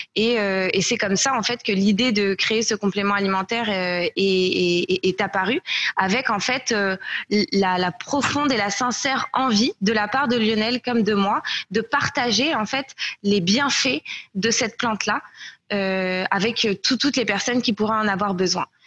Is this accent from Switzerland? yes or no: no; France; moved away as an adult; also born or lived in Canada / Nicaragua; je suis française, mais de retour en France seulement depuis euh, un peu plus d'un an et demi maintenant. Euh, j'ai vécu au Canada en fait, où j'ai déménagé en 2013 pour étudier au HEC